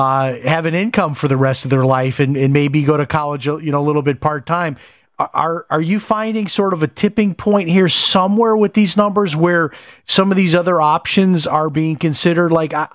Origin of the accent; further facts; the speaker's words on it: Chicago, Illinois, United States; I remember I grew up in Chicago, and in the school I went to, the schools I went to, most of our parents were blue collar workers